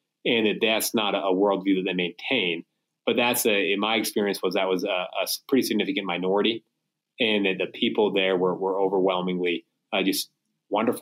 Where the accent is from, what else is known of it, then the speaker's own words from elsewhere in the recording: United States; also born or lived in Russia; now in Utah, United States; I'm from America